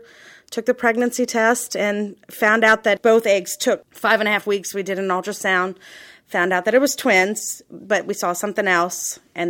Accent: New Orleans, Louisiana, United States; Born and raised in New Orleans

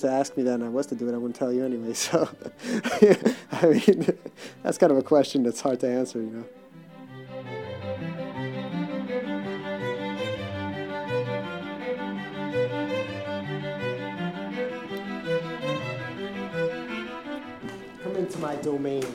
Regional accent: New York, United States; I was from New York

